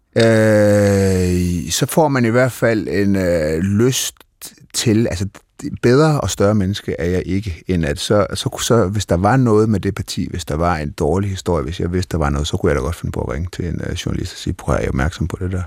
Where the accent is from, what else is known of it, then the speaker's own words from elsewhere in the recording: North Jutland, North Denmark Region, Denmark; Jeg er fra Nordjylland